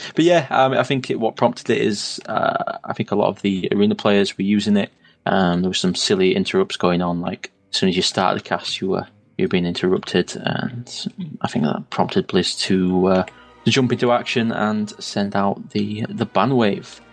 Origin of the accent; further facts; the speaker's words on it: the north of England, United Kingdom; accent: northern; my northern accent